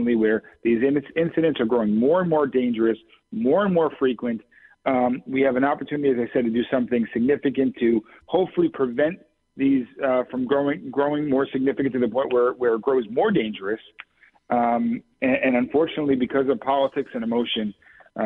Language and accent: English; Brookfield, Connecticut, United States; I live in Brookfield, which is the southern end of the 30th District. Lived there nearly my entire life